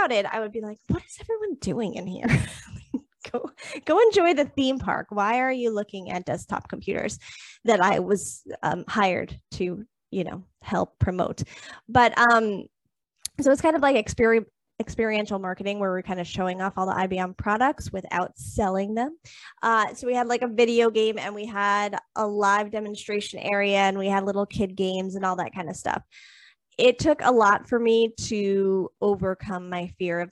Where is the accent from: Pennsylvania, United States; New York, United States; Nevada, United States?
New York, United States; Long Island; also born or lived in Florida; I moved back up to Long Island to be closer to home